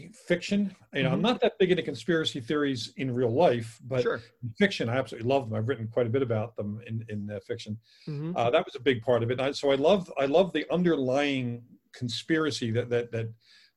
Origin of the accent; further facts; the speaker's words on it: Philadelphia, Pennsylvania, United States; I'm from Philly and I spent a lot of time in Jersey